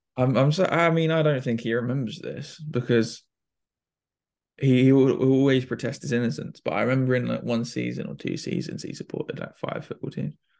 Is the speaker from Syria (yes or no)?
no; United Kingdom; we're we're British